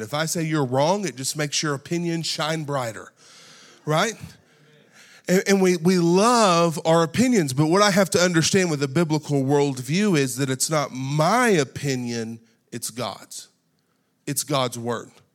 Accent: United States; We are born and raised in America

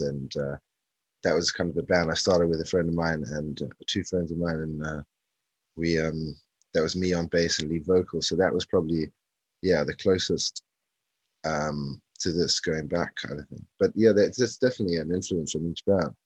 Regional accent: South Africa; moved away as an adult; also born or lived in London, United Kingdom; now in South London, United Kingdom; I was I was born in London originally. The first move was actually moving to South Africa, and then um, grew up in South Africa

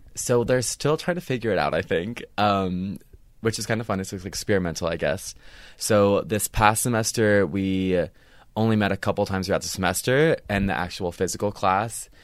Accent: Cincinnati, Ohio, United States; moved away as an adult; now in Los Angeles, United States; I'm from Cincinnati, Ohio

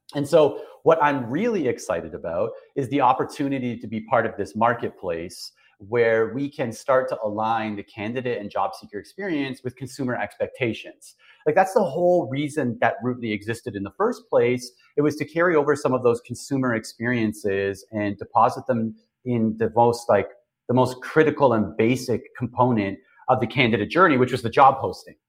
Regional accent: Toronto, Ontario, Canada; moved away as an adult; also born or lived in Okinawa, Japan; now in Grand Barachois, Canada; I'm from Toronto. You know, born and raised just outside of Toronto

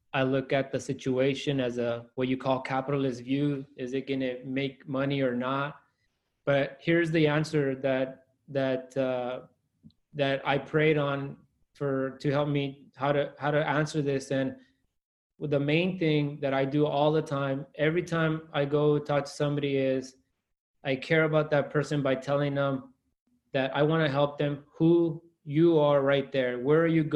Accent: Salinas, California, United States; That Salinas is my hometown

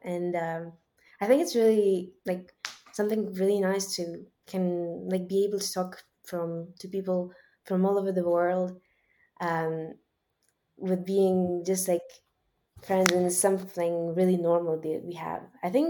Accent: Switzerland; also born or lived in Ukraine; Even though I always also really liked Ukraine, my home country, it was really nice. And I think that growing up in Switzerland is really, I'm really lucky to be able to have that.

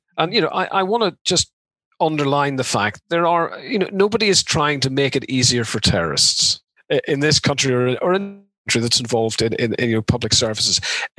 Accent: Ireland; I mean, you know, we're both from Ireland.

